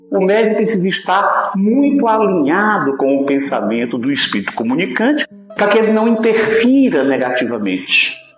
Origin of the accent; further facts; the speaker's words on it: Fortaleza, Ceará, Brazil; de Fortaleza, da cidade onde nasci e onde moro